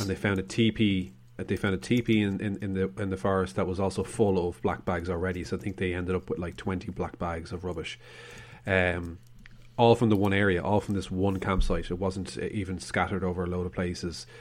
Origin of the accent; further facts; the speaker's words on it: Ireland; We are Irish